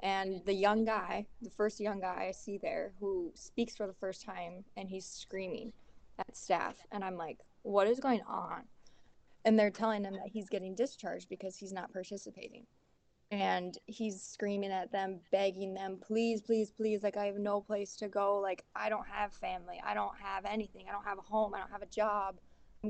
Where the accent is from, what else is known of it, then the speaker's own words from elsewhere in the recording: Milbank, South Dakota, United States; from Milbank, South Dakota. It's like 3,300 people here. And I grew up on a farm